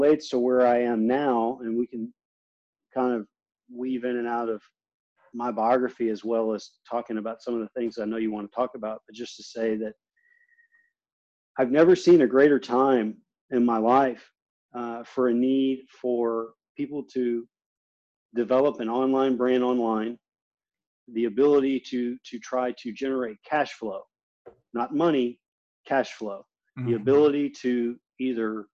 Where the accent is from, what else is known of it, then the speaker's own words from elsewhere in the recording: Beaumont, Texas, United States; it's a town called Beaumont. And I grew up there